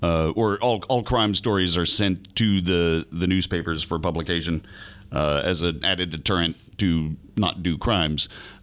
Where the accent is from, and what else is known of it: Florida, United States